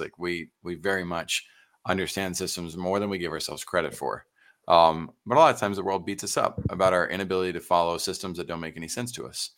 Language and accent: English; San Antonio, Texas, United States; I'm Texan through and through, San Antonio